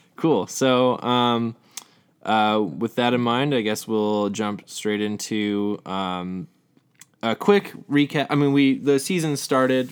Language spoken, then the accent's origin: English; Southern California, United States; We're both from Southern California